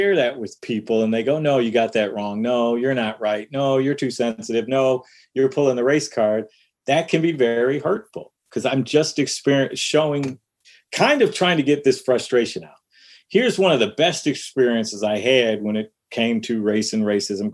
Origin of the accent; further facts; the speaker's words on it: Detroit, Michigan, United States; one of my experiences growing up in Detroit was playing basketball in the backyard